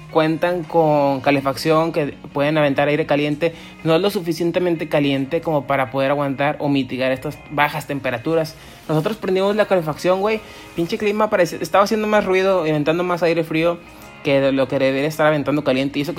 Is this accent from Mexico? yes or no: yes; Monterrey, Nuevo León, Mexico; Así somos los regios siempre